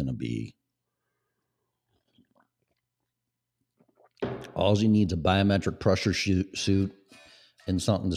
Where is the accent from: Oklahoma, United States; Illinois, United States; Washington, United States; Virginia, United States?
Illinois, United States; Chicago; accent: Chicago; my Chicago upbringing in my accent